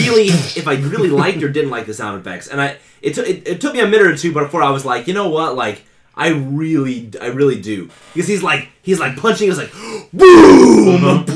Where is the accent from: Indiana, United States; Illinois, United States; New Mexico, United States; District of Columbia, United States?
Indiana, United States; I'm from Indiana.